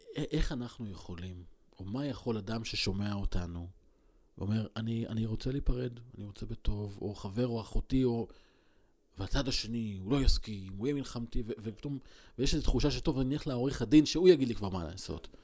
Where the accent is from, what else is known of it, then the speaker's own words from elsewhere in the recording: Israel; גדלתי בקיבוץ